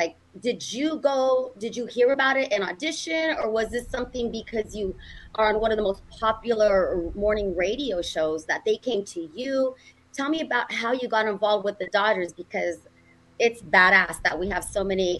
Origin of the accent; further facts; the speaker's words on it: North Hollywood, California, United States; No, it's mm-hmm. the Valley, and it's hot.